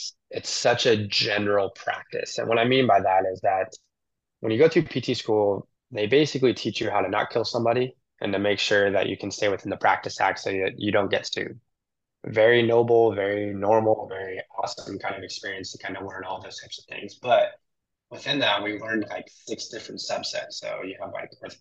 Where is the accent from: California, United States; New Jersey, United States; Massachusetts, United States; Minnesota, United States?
California, United States; Southern; moved away; also born or lived in the South / New York City; growing up in Southern California, it's a certain way of life